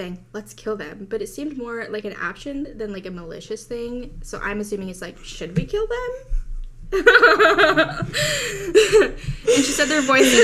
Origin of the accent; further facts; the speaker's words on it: United States; I grew up in America.